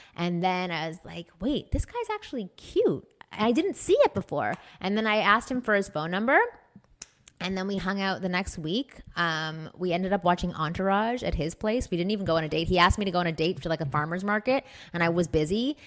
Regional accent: Toronto, Ontario, Canada; moved away; I'm from Toronto. I grew up in a Jewish community

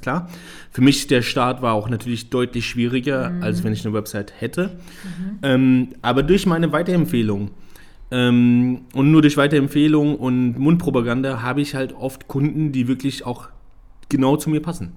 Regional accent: Germany; ich bin hier geboren, hier aufgewachsen, trotzdem sehe ich mich als Ausländer. Jetzt mhm. nicht, weil ich Deutschland nicht mag. Deutschland ist meine Heimat, definitiv.

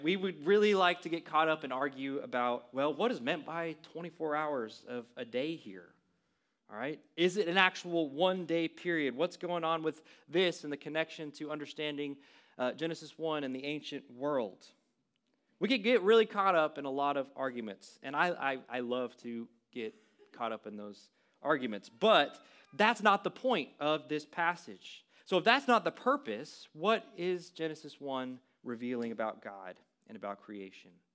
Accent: West Texas, United States; moved away; I grew up in a really small West Texas town, fifteen hundred people

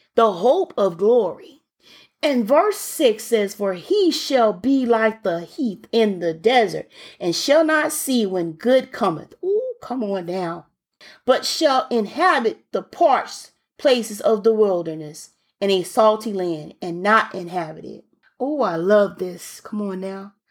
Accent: Birmingham, Alabama, United States; I'm from Birmingham

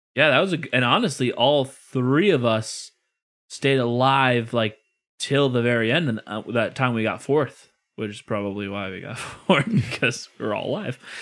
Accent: Illinois, United States; I'm from Illinois

